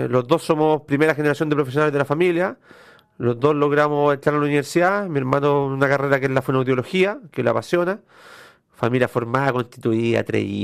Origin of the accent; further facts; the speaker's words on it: Quilpué, Valparaíso, Chile; Estudié hasta los 18 años en Villa Alemana. {S0} Ya. {S1} Soy porteño. Eh, de Valparaíso de corazón